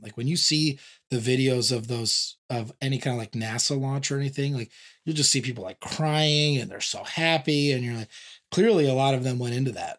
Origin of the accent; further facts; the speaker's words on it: San Diego, California, United States; I grew up in San Diego